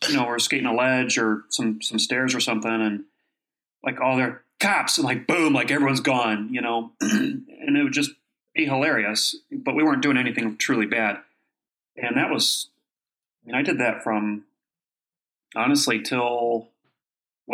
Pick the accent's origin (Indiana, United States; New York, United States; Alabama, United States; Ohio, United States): Ohio, United States; Kent; moved away; I grew up in Ohio